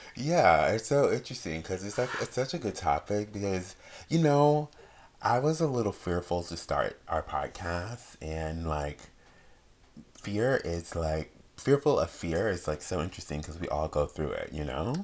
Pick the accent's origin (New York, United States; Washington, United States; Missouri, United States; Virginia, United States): Virginia, United States; moved away as an adult; now in California, United States; I'm from Virginia